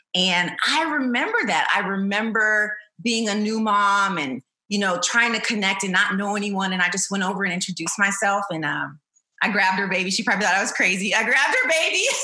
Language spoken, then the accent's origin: English; Chandler, Arizona, United States; I was raised in Chandler, Arizona